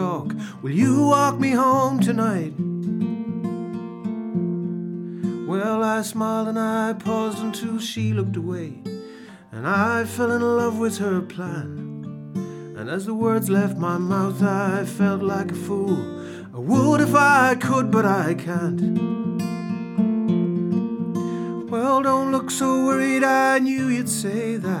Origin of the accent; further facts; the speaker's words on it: Skerries, Leinster, Ireland; I'm from Skerries